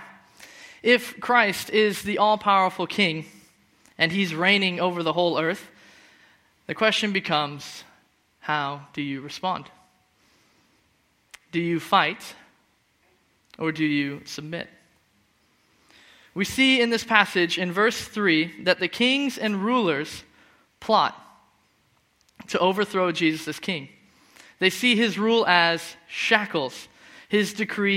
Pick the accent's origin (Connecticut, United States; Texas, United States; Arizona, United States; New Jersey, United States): Arizona, United States; Phoenix; moved away as an adult; now in Scotland; I'm from Phoenix, where the weather's really hot instead of really cold, and the sun's always out